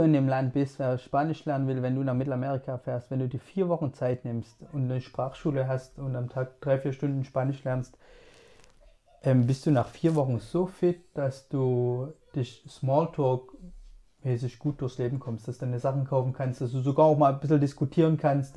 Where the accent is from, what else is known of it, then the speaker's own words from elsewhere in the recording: Germany; ich bin Deutscher